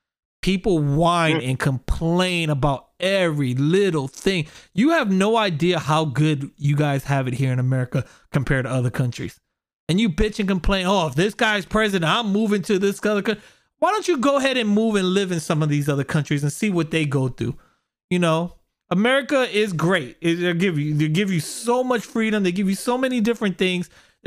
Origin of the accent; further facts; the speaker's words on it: New York, United States; now in Florida, United States; Back in the days, I grew up in New York